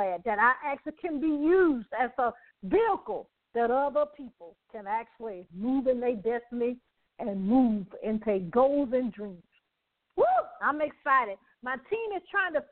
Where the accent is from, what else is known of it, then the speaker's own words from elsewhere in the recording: Birmingham, Alabama, United States; I'm from Birmingham. So my parents was there